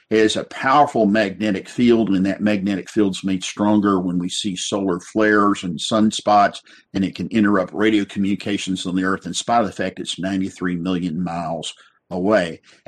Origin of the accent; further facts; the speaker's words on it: West Texas, United States; I remember growing up in West Texas, and you get out on these flat roads